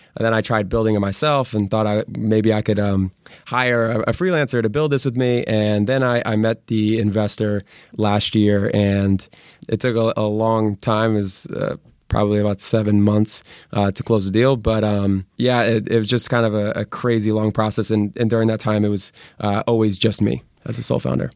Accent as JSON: {"language": "English", "region": "Connecticut", "country": "United States", "moved": "as an adult", "lives_now": "Santa Monica, United States", "said": "I'm originally from Connecticut"}